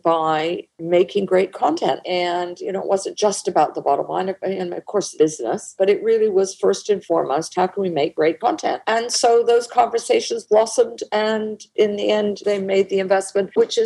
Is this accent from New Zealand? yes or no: no; Canada